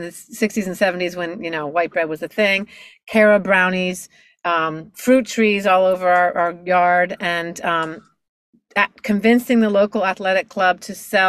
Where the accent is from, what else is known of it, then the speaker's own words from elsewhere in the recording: Miami, Florida, United States; I'm born and raised in Miami, Florida, and actually my parents are from Pittsburgh